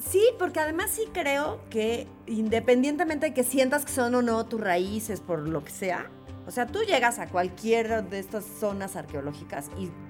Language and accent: Spanish; Mexico; now in Puebla, Mexico; yo por supuesto que también me siento absolutamente mexicana